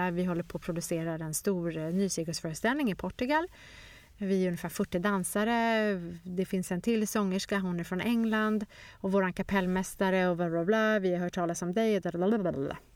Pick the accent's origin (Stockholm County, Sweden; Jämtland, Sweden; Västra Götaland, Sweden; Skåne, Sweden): Stockholm County, Sweden; Stockholm; born there; Och även fast jag är född i Stockholm och pratade svenska så var det som att flyttat till ett helt nytt land.